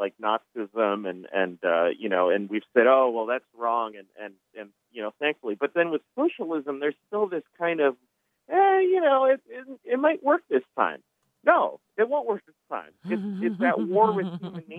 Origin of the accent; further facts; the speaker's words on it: California, United States; I'm from California. I went to public school. I got a lot of liberal friends here